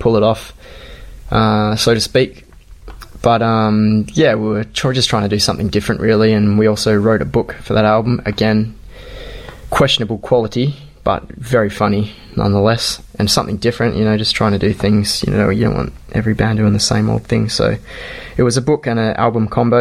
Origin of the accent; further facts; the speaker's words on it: Perth, Western Australia, Australia; We're from Australia, you may tell by our Kenyan accents. And we're from Perth, which is in the west of Australia